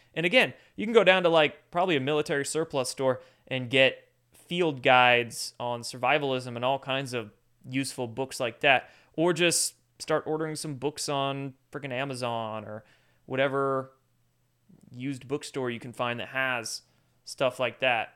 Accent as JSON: {"language": "English", "region": "Washington", "country": "United States", "tie": "born or raised there", "said": "I grew up in Washington State"}